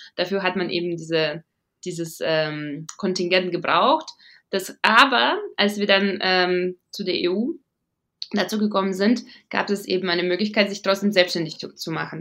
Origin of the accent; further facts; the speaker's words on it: Riga, Latvia; German is a second language; moved away as an adult; now in Munich, Germany; ich bin äh, in Riga geboren und aufgewachsen.